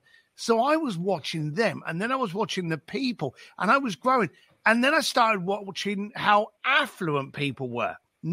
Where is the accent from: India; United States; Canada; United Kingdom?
United Kingdom; England; I grew up just outside of London, left school at the age of 15, ended up working on my dad's building site